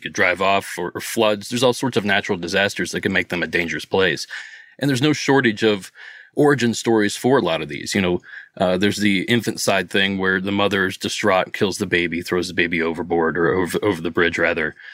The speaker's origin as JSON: {"language": "English", "region": "Southeast Ohio", "country": "United States", "moved": "as an adult", "lives_now": "Los Angeles, United States", "said": "I'm from Southeast Ohio, between Pittsburgh and Columbus, but I live just outside of L A right now."}